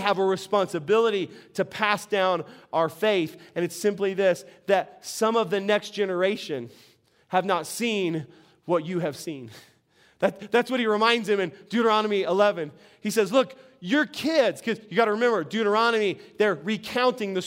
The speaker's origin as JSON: {"language": "English", "town": "Albuquerque", "region": "New Mexico", "country": "United States", "said": "we're from Albuquerque"}